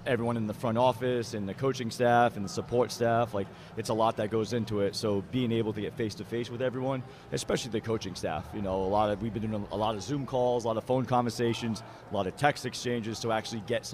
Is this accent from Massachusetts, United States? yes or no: yes; Massachusetts, United States; accent: Massachusetts; I'm from Massachusetts